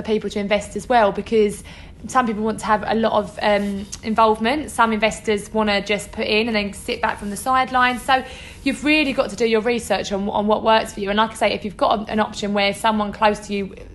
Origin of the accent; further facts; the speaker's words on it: Essex, East of England, United Kingdom; we get criticised for the way we speak, we're both from Essex